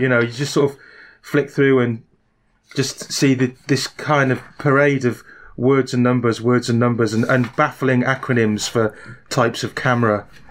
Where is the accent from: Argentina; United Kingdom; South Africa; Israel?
United Kingdom; Barry, Wales; accent: Welsh; also born or lived in England; my Welsh accent marked me out as a common peasant. Um, oh, and, uh, and on arriving back in Wales, I found out I'd picked up an English accent